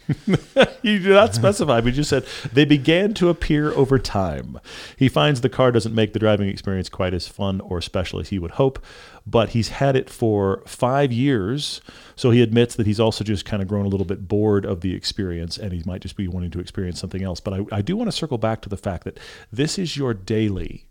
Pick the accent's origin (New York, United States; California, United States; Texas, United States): Texas, United States; moved away; I grew up in Texas